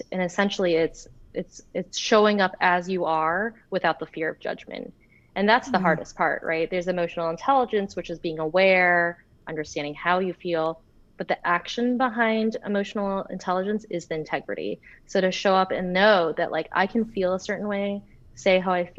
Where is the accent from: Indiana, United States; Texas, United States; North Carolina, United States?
North Carolina, United States; also born or lived in Florida; I grew up in North Carolina. Well, I was born in Florida. Then we moved to North Carolina. So like, I used to have like a Southern accent, say y'all and all that stuff.